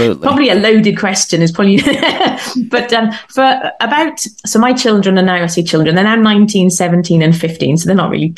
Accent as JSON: {"language": "English", "country": "United Kingdom", "said": "I'm British"}